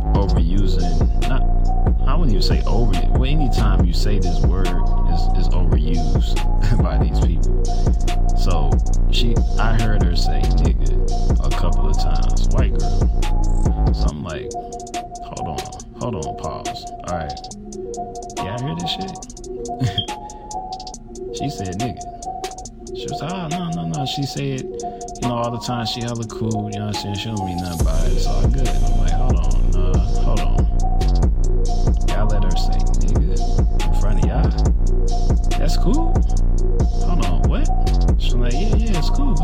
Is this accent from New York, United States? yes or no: no; St. Louis, Missouri, United States; I'm from St. Louis